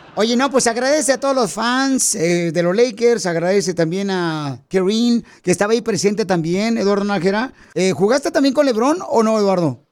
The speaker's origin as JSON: {"language": "Spanish", "region": "Michoacán", "country": "Mexico", "moved": "yes", "lives_now": "United States", "said": "yo soy de Michoacán, Michoacán, Casimiro."}